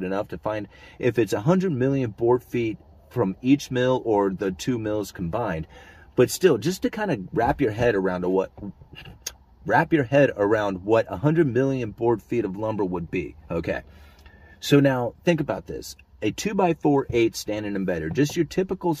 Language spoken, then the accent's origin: English; Oregon, United States; I come from Oregon